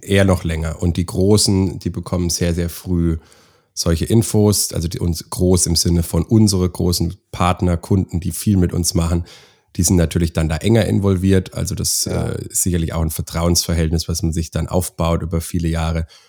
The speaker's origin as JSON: {"language": "German", "town": "Schweinfurt", "region": "Bavaria", "country": "Germany", "tie": "born or raised there", "also_born_or_lived": "Augsburg", "said": "bin selber Deutscher, ähm, bin auch gebürtig aus der Ecke Schweinfurt"}